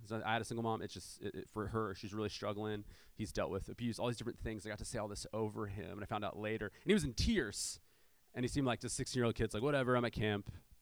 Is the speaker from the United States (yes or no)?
yes; San Diego, California, United States; I'm from South San Diego